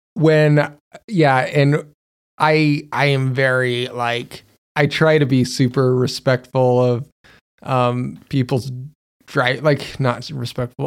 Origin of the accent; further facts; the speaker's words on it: Magna, Utah, United States; Magna, where I'm from, is ghetto or poor or anything like